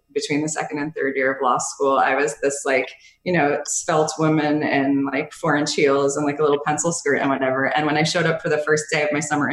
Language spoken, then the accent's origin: English; Bridgewater, New Jersey, United States; also born or lived in Hoboken, New Jersey; I grew up in Bridgewater, New Jersey